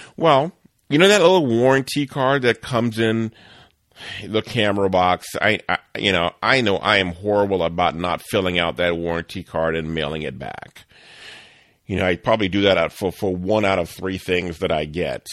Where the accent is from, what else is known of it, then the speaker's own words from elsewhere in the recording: New Orleans, Louisiana, United States; I grew up in New Orleans